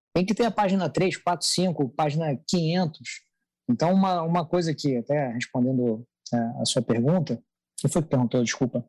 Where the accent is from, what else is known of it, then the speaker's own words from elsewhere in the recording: Rio de Janeiro, Brazil; accent: carioca; moved away as an adult; now in São Paulo, Brazil; sou do, do, Rio de Janeiro, né? Deve ter dado para perceber por algumas palavras, algumas são impossíveis de você esconder o sotaque